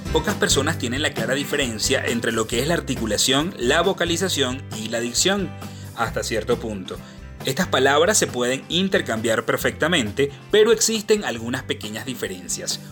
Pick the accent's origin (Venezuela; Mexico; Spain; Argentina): Venezuela; en mi país Venezuela